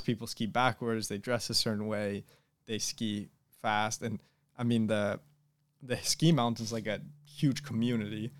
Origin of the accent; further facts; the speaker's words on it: Boston, Massachusetts, United States; I'm from Boston, Massachusetts, or the suburbs of Boston, Massachusetts